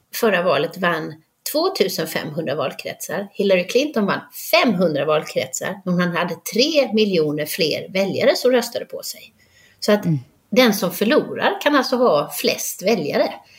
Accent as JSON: {"language": "Swedish", "town": "Halmstad", "region": "Halland County", "country": "Sweden", "tie": "born or raised there", "also_born_or_lived": "Frösakull / Budapest", "moved": "as an adult", "lives_now": "United States", "said": "Jag är uppvuxen i Halmstad"}